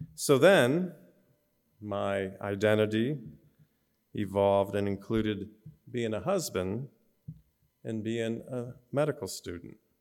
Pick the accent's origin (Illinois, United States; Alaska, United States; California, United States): Illinois, United States; Orland Park; also born or lived in Flint, Michigan; we moved to Orland Park, Illinois, a suburb of Chicago. And I went from kindergarten to, uh, through high school there.